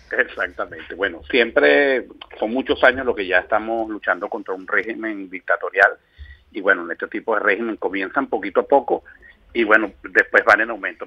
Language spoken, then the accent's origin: Spanish; Venezuela; hablo como venezolano y en Venezuela